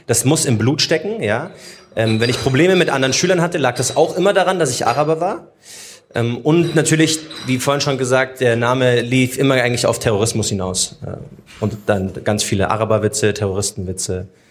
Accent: Munich, Bavaria, Germany; Ich bin zwar in München geboren, mein Papa ist aber Palästinenser

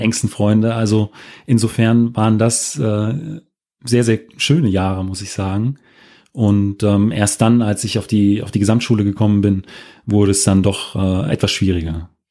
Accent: former GDR, near Wolfen/Bitterfeld, Saxony-Anhalt, Germany; moved away; also born or lived in Frankfurt am Main / Wetzlar; Meine Mutter kommt äh, aus der, äh, wie ich eben auch aus der ehemaligen DDR, aus der Nähe von wolfen Bitterfelden

